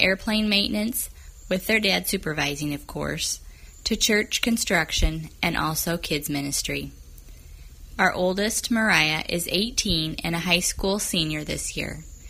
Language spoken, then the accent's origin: English; Central Illinois, United States; moved away as an adult; now in Brazil; we're originally from Central Illinois, a half hour east of Bloomington.